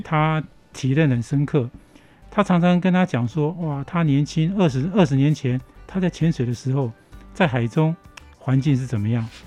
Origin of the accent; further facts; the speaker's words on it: Hualien, Hualien County, Taiwan; 像以花莲来讲哈，因为我从小在这边长大嗯，我今年已经六十二岁了